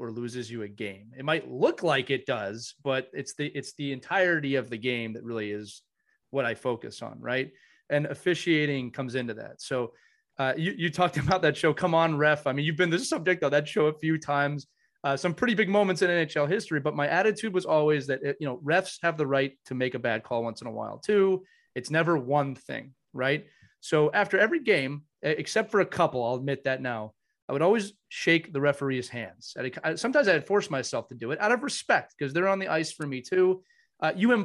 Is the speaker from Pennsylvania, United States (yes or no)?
yes; Philadelphia, Pennsylvania, United States; I grew up in the Philadelphia. I'm in the Philadelphia area